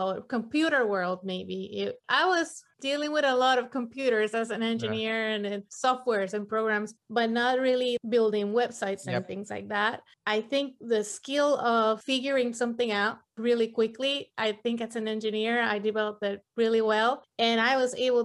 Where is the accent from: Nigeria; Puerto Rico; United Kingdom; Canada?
Puerto Rico; moved away as an adult; also born or lived in mainland US; now in United States; I am from Puerto Rico. I was born and raised there, but moved to the mainland US probably when I was 25.